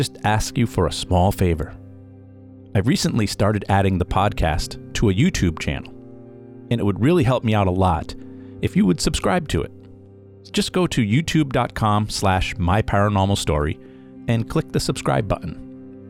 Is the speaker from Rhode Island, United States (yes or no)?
yes; Rhode Island, United States; I grew up in Rhode Island, hearing all the stories and legends about the Ladd School.